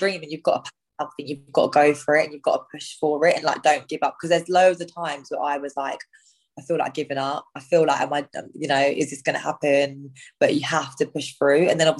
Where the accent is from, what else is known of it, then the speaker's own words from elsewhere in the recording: India; Like I always like to cook Indian food as well because I'm Indian.